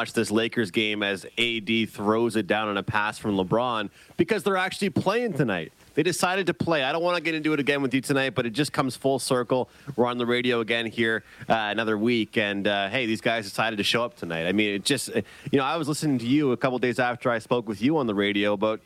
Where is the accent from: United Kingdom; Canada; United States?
Canada; I'm a Canadian guy